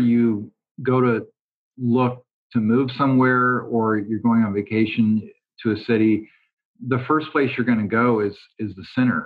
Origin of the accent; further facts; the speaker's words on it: Bakersfield, California, United States; also born or lived in Bay Area / Los Angeles; I was born and raised here in Bakersfield